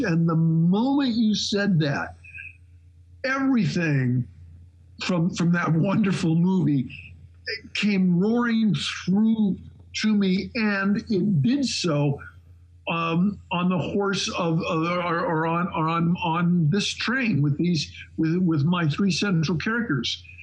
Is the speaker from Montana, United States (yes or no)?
yes; Shelby, Montana, United States; moved away; Shelby, Montana, which was by the way my hometown